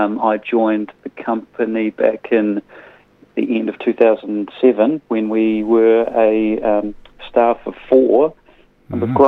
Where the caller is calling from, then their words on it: Christchurch, Canterbury, New Zealand; I'm calling from Christchurch.